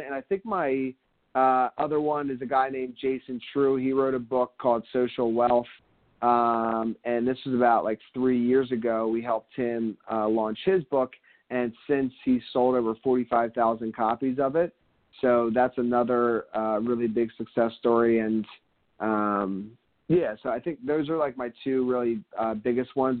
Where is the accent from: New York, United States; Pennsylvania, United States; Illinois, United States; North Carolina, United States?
Pennsylvania, United States; Philadelphia; now in Miami, United States; I'm originally from Philadelphia. And now I live down here in Miami